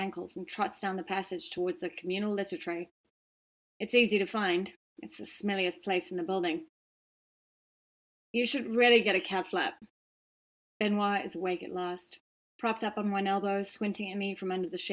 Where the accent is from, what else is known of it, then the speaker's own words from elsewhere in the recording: Johannesburg, Gauteng, South Africa; moved away as an adult; now in Cape Town, South Africa; Cape Town's obviously where I've lived for the last 20 years, although I grew up in Johannesburg